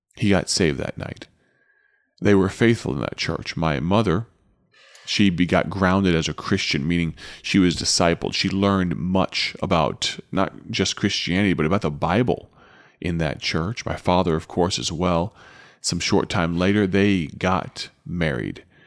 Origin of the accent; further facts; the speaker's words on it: Chicago, Illinois, United States; back to Chicago and back to my hometown